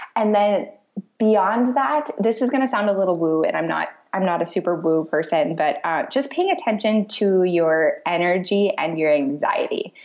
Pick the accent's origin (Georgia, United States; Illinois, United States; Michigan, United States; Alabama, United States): Michigan, United States; moved away as an adult; also born or lived in Clarksville, Tennessee / Hawaii; now in Naples, Italy; I grew up in Michigan